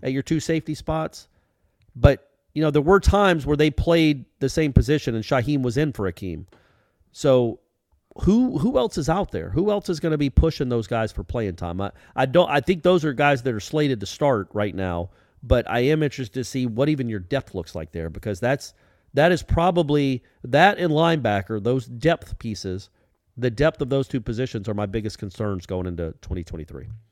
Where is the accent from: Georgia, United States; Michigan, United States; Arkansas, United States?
Georgia, United States; Atlanta; my hometown of Atlanta, Georgia